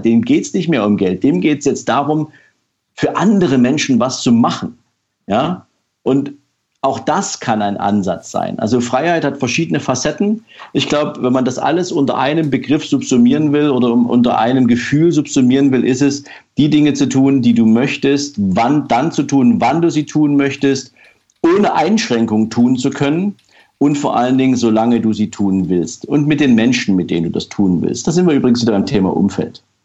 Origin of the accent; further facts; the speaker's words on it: East Germany, Germany; ich bin zum Beispiel in der DDR aufgewachsen